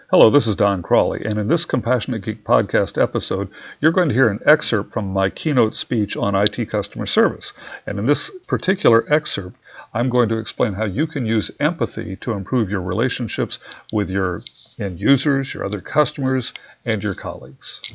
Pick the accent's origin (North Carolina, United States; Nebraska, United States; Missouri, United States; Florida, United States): Missouri, United States; I'm from Missouri